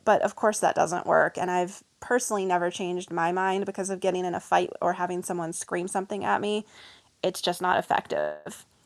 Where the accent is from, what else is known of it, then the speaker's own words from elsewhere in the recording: the South, United States; I'm from the South